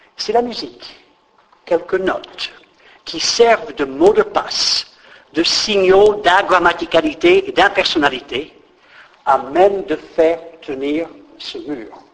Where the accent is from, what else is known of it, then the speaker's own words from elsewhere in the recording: United States; moved away; je crève de nostalgie pour mon pays d'origine